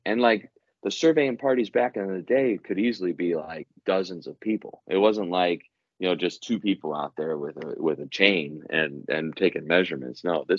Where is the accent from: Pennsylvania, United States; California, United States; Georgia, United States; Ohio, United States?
Ohio, United States; I live in Ohio. I was born and raised in Ohio. I'm a Buckeye through and through